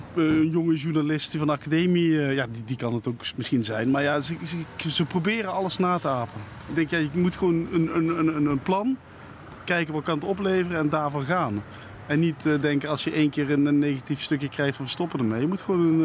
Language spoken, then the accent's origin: Dutch; Netherlands; accent: zachte G; ik praat met een zachte G